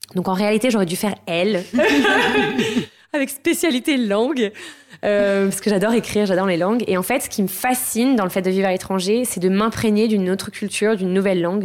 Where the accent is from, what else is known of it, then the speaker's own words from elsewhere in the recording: Garches, Île-de-France, France; moved away as an adult; now in Lisbon, Portugal; j'ai grandi euh, en France, en région parisienne, euh, dans la banlieue bourgeoise du 92 à Garches